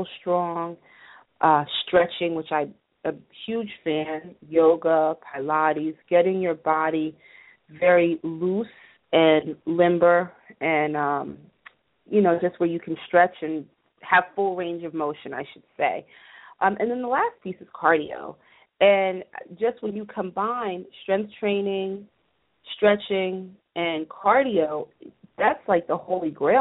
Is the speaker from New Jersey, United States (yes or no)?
yes; New Jersey, United States; I'm from Jersey, so we are big house music fans